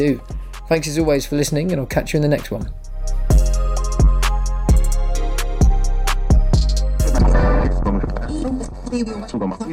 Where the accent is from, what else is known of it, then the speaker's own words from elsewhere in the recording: England, United Kingdom; I'm a terrible Englishman